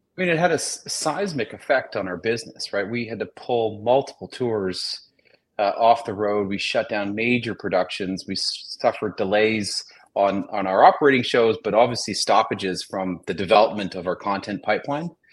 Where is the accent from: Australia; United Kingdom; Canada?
Canada; Toronto, Ontario; we're both from Toronto